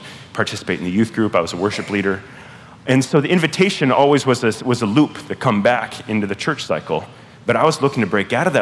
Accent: Southern California, United States; now in Pacific Northwest, United States; grew up in Southern California in an evangelical church

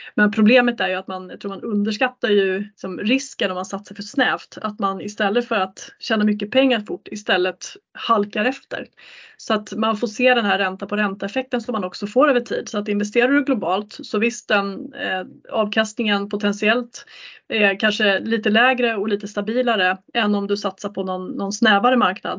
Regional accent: Sweden; som svensk

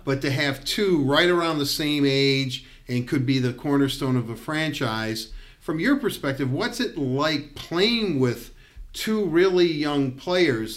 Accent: Detroit, Michigan, United States; growing up in Detroit

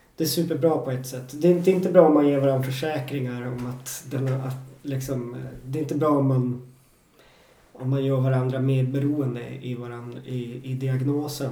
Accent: Jokkmokk, Norrbotten County, Sweden; moved away; also born or lived in Stockholm; i Jokkmokk, där jag är uppvuxen

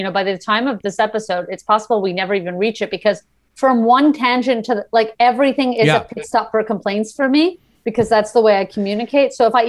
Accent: New York City, New York, United States; also born or lived in Montreal, Canada; now in Los Angeles, United States; I was born in Crown Heights, Brooklyn, New York. So the Lubavitch sect of Hasidim. And then I moved to Montreal. We lived in the same community there.

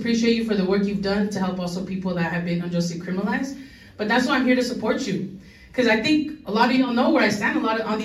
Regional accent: Los Angeles, California, United States; I was born and raised in LA in Highland Park. I've lived here my entire life.

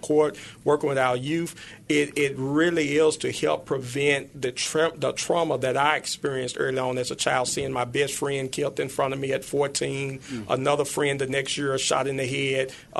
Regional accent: Memphis, Tennessee, United States; grew up here in Memphis. I grew up in North Memphis in the Dixie Home

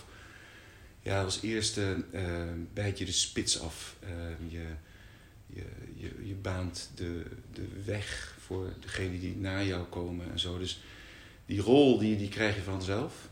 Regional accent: Brussels, Brussels-Capital Region, Belgium; en ik ben in Brussel geboren en getogen. Als oudste.

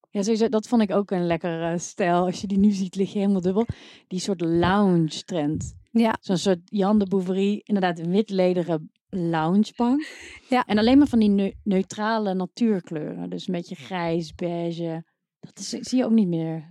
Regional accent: North Brabant, Netherlands; Ik kom uit Brabant

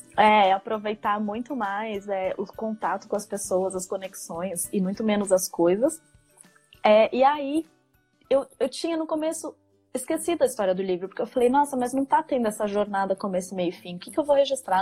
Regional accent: São Paulo, Brazil; moved away as an adult; also born or lived in São Carlos, Brazil; now in Copenhagen, Denmark; Eu sou de São Paulo, eu estudei no interior de São Paulo, na faculdade eu fiz é, São Carlos. É, mas então até os 18 eu morei na capital, depois eu fui pro interior

